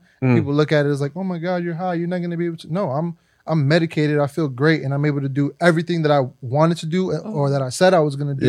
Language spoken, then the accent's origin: English; Brooklyn, New York, United States; I'm from Brooklyn.